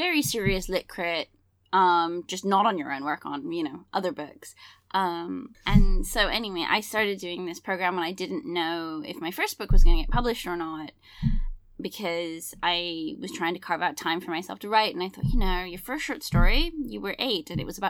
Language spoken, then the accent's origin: English; England, United Kingdom; I grew up in England